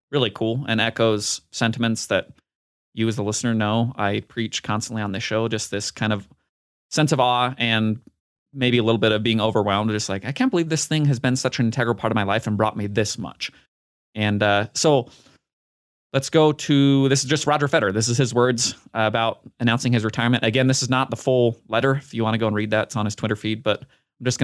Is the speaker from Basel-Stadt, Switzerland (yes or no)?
yes; Basel, Basel-Stadt, Switzerland; born or raised there